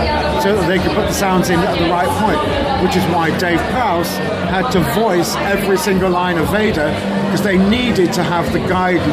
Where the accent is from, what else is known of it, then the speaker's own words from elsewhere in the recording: Bristol, South West England, United Kingdom; Oh, yeah, I'm from Bristol.